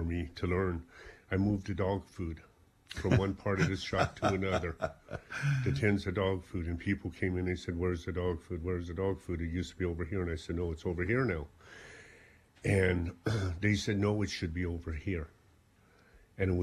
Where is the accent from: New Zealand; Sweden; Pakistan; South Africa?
South Africa; moved away as an adult; now in Ballyporeen, Ireland; I came from South Africa